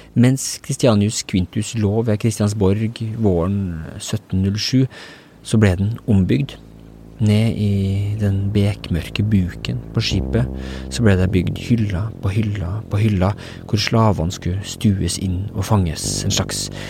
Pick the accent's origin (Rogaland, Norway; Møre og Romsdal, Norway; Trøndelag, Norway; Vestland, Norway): Trøndelag, Norway; jeg, sjøl som trønder